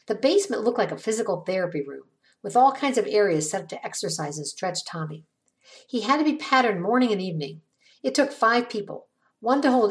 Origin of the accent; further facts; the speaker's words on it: Ravenna, Ohio, United States; The Johns family moved to my hometown, Ravenna, back in 1969 when I was in eighth grade